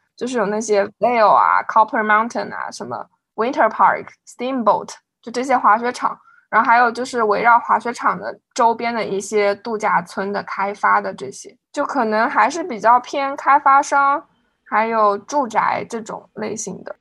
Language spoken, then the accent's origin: Chinese; China; now in United States; 作为一个中国人在美国